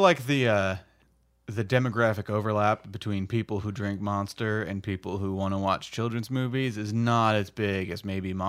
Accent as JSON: {"language": "English", "country": "United States", "said": "because I'm super American."}